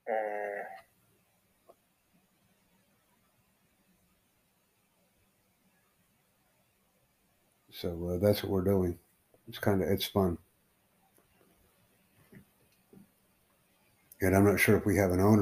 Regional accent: United States; I'm from the Estados Unidos, man. I'm from the United States.

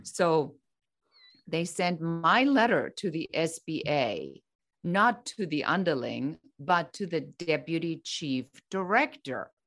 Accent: Germany; moved away as an adult; now in United States; I'm originally from Germany

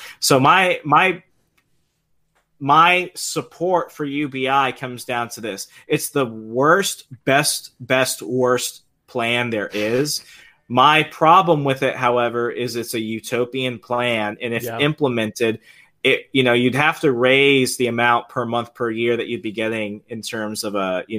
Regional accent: Virginia, United States; But if, let's say, we were to start it like in my home state of Virginia, for example

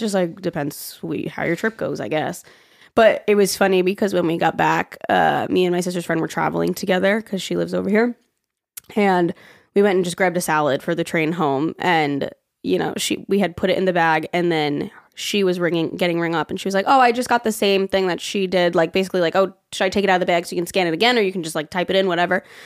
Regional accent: New York, United States; coming from being a New Yorker was the diversity.

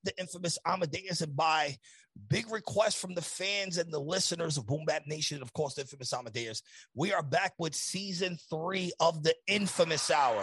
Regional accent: New York, United States; We're from New York

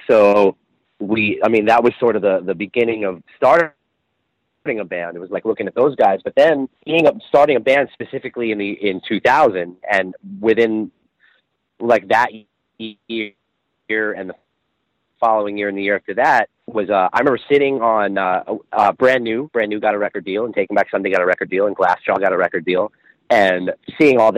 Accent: Long Island, New York, United States; born or raised there

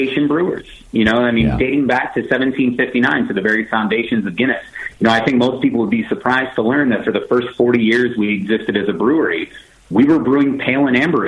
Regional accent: Baltimore, Maryland, United States; my hometown of Baltimore

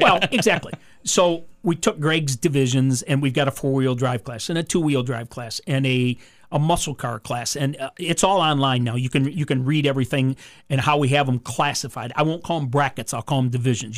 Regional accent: Monroe, Michigan, United States; my hometown in Monroe or where I live now

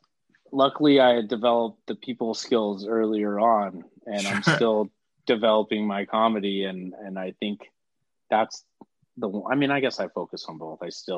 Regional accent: Oklahoma, United States; born or raised there; moved away as an adult; also born or lived in Bakersfield, California; now in Los Angeles, United States

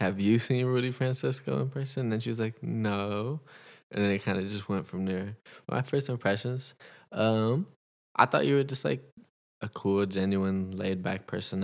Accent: Los Angeles, California, United States; I'm from Los Angeles, California.

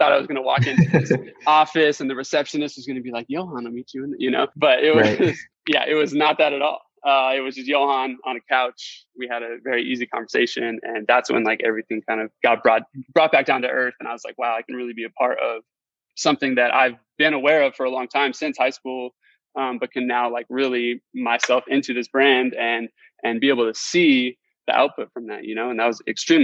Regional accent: Phoenix, Arizona, United States; I grew up here in Phoenix

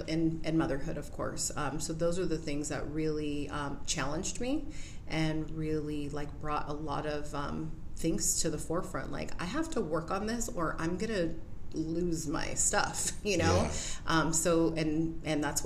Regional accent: Whittier, California, United States; I was born and raised in Whittier.

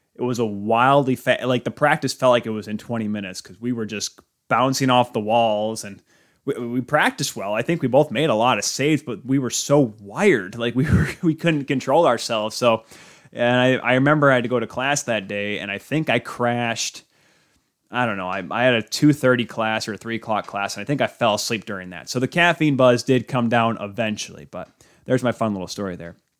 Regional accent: Michigan, United States; I'm from the United States, born and raised from Michigan

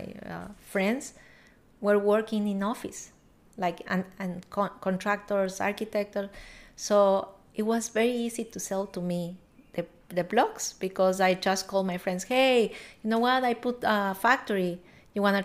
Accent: Ecuador; English is a second language; moved away as an adult; now in United States; I born in Ecuador and came to America now 5 years ago.

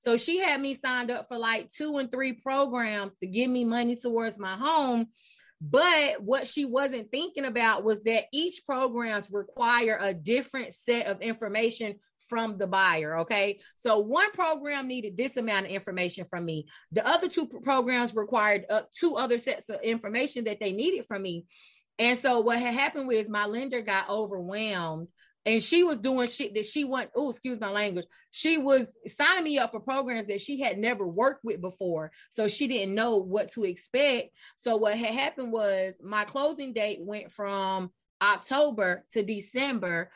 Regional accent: Charlotte, North Carolina, United States; I was born and raised in Charlotte

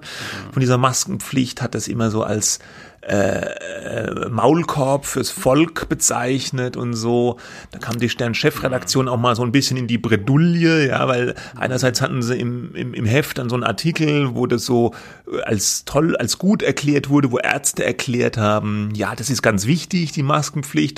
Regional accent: Germany; bei uns in Deutschland

